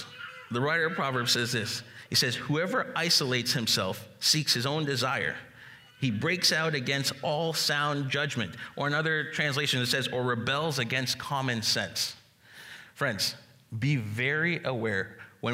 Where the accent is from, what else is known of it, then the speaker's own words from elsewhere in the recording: Jamaica; I'm Jamaican